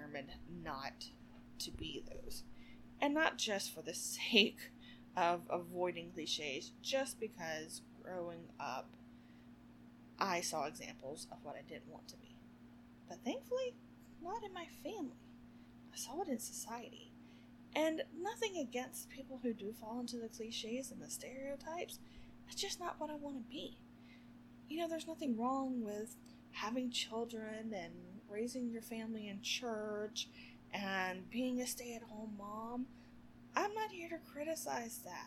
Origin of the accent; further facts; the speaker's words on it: the South, United States; growing up in the South, and keep in mind, this is the, you know, 80s and early 90s